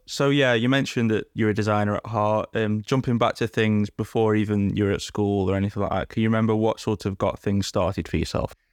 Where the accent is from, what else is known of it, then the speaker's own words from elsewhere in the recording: Stoke-on-Trent, West Midlands, United Kingdom; I'm from Stoke, sadly